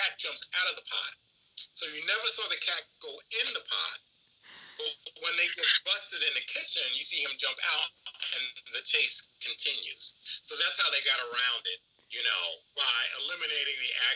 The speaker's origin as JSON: {"language": "English", "region": "New York", "country": "United States", "tie": "born or raised there", "said": "growing up in New York"}